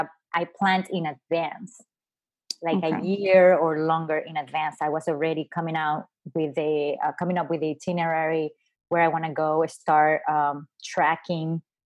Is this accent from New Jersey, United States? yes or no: yes; New Jersey, United States; I'm originally from New Jersey. That's where I have my license.